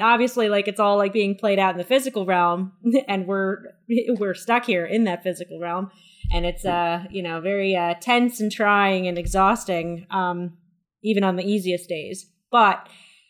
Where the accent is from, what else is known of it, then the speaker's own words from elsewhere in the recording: United States; As an American